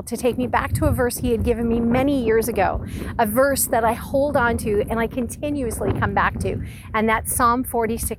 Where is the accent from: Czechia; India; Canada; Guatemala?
Canada; Ontario; now in Prince Edward Island, Canada; I was born and raised in Ontario, and that's where all of my family remains